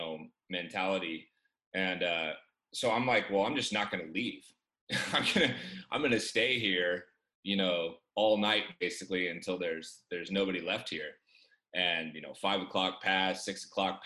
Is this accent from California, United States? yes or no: yes; Chico, California, United States; I grew up in Chico, California